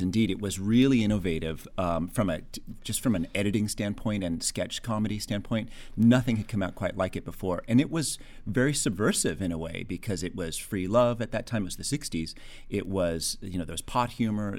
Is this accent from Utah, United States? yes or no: no; Los Angeles, California, United States; I grew up in Encino